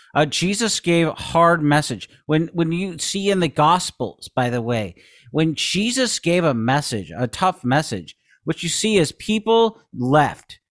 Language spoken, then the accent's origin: English; Seattle, Washington, United States; growing up in Seattle